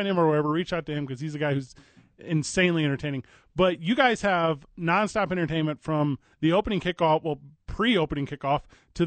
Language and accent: English; St. Louis, Missouri, United States; also born or lived in Billings; now in Albuquerque, United States; I'm from St. Louis, Missouri originally